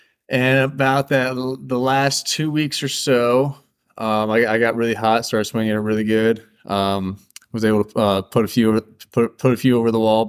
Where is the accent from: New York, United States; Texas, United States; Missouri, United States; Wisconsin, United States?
Missouri, United States; Wildwood; I'm from St. Louis. Grew up in Wildwood, that Wildwood Chesterfield area over there.